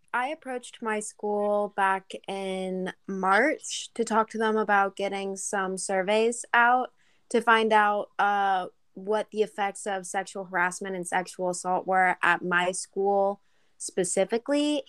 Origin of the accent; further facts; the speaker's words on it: San Diego, California, United States; In my hometown of San Diego